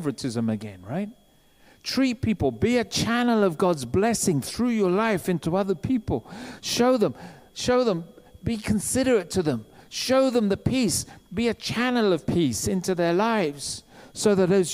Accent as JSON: {"language": "English", "region": "England", "country": "United Kingdom", "said": "we're English"}